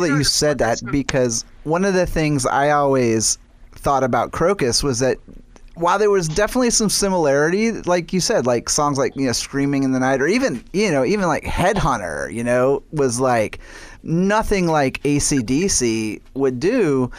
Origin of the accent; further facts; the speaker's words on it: New Orleans, Louisiana, United States; I was born and raised in New Orleans